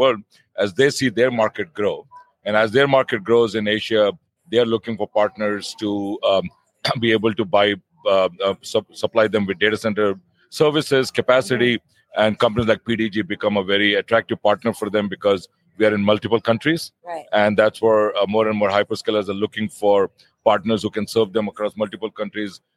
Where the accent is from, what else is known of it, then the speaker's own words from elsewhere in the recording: Princeton, New Jersey, United States; moved away as an adult; now in Singapore; I live in the town of Princeton. That's my hometown.